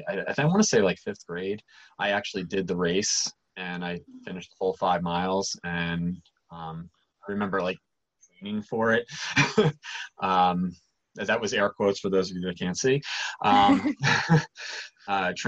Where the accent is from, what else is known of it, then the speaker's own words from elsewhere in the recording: Easton, Pennsylvania, United States; also born or lived in Mount Vernon, New York; My parents moved to Easton when I was like, two and a half